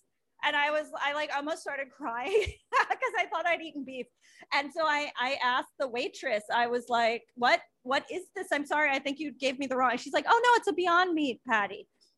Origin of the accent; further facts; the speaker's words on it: Long Island, New York, United States; my hometown where I grew up on Long Island.